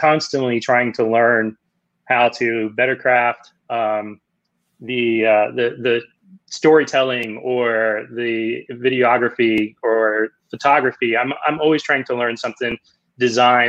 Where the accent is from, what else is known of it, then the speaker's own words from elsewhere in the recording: Central Virginia, United States; also born or lived in Southgate, Michigan; I grew up in Central Virginia along with my wife